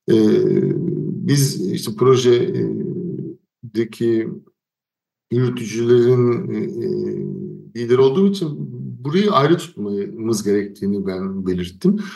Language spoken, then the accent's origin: Turkish; Turkey; moved away; Menderes Nehri benim köyümdeki çayırlarda, e, Karyaşlar Köyü'nün çayırlarını buluşturdu.